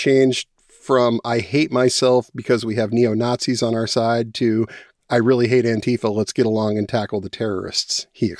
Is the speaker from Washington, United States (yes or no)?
yes; Washington, United States; I'm from Washington State. I live in the west side, Seattle area.